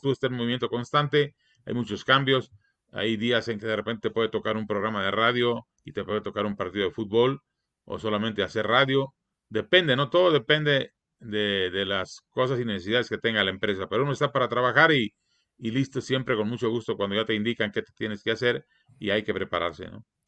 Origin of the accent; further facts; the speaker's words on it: Iguala, Guerrero, Mexico; nació en Iguala de la Independencia Guerrero, donde nacieron mis padres también, y donde nací yo